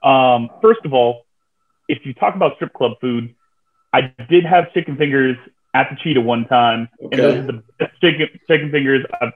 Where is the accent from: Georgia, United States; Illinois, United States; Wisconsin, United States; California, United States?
California, United States; Bay Area; I'm from the Bay Area